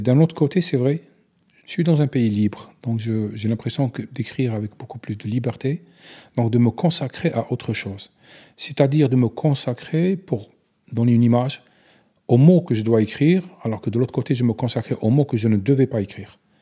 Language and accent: French; Algeria; French is a second language